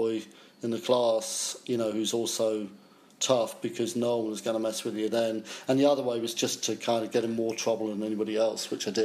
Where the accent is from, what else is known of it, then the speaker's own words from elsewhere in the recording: Chelmsford, East of England, United Kingdom; moved away as an adult; As a kid, I grew up in Chelmsford, Essex.